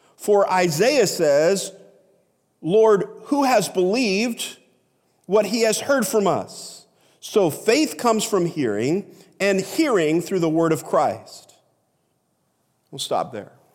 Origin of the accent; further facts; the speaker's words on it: United States; we as Americans